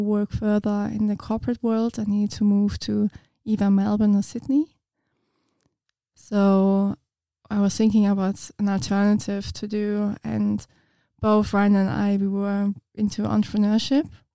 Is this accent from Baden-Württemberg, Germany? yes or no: no; Munich, Bavaria, Germany; English is a second language; moved away as an adult; now in Ipswich, Australia; I'm from Munich in Germany, which is like a bigger city